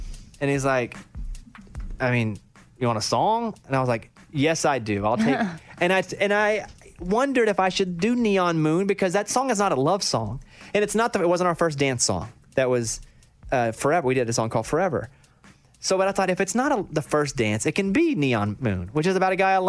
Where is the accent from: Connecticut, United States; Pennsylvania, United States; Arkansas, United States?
Arkansas, United States; Mount Pine; I grew up in Mount Pine, Arkansas. I didn't know anybody.